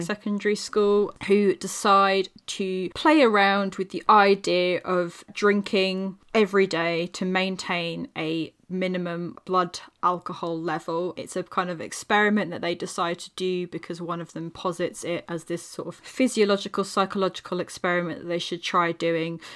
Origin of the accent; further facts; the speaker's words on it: England, United Kingdom; being an English person